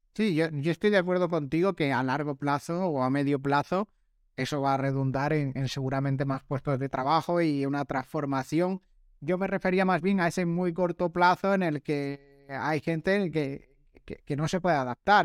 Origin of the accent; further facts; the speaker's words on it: Granada, Andalusia, Spain; now in Málaga, Spain; Yo que soy de Granada